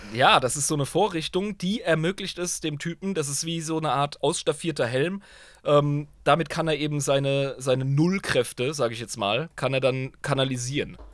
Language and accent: German; Germany; als Deutscher